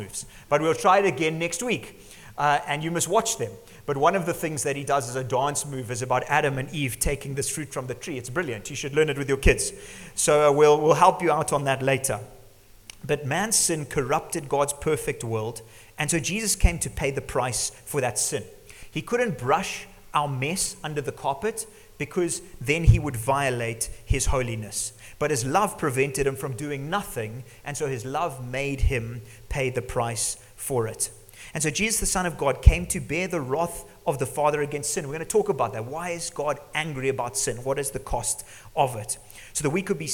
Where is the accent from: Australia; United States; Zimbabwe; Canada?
Zimbabwe; growing up in Zimbabwe, living here